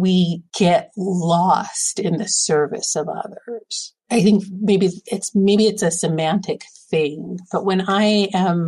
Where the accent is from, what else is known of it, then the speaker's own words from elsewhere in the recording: California, United States; there's an older couple in my ward growing up in California